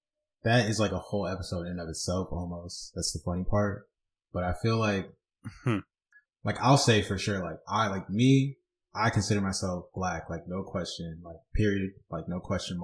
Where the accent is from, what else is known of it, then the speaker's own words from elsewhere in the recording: Long Island, New York, United States; growing up on Long Island